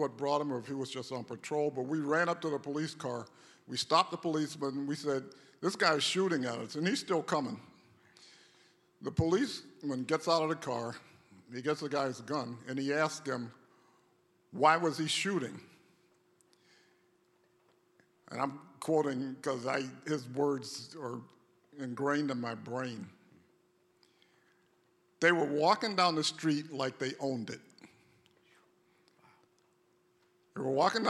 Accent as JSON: {"language": "English", "region": "North Carolina", "country": "United States", "tie": "born or raised there", "said": "I grew up in the South, in North Carolina. All my formative years were in the South"}